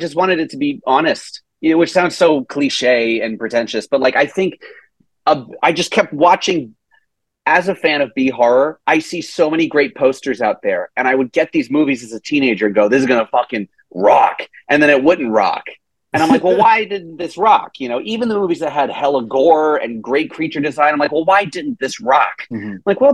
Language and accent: English; Tennessee, United States; I'm born and raised in Tennessee